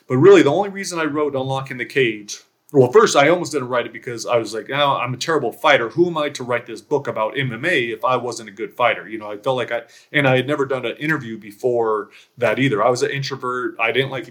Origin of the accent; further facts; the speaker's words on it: outside of LA, California, United States; I was born and raised in California, outside